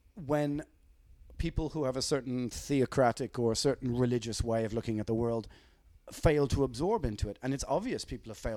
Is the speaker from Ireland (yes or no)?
yes; Ireland; we grew up with it in Ireland as kids